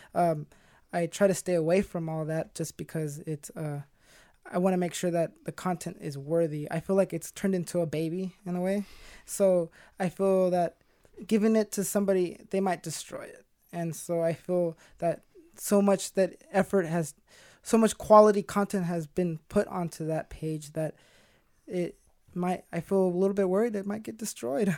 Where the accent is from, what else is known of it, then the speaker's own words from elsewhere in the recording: Stockton, California, United States; 24 years old, born and raised in Stockton